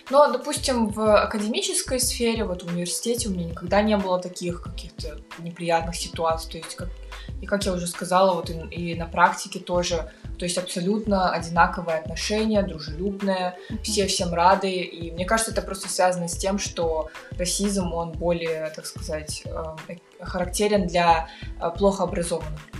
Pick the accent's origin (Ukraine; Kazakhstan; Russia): Kazakhstan; я выросла в Казахстане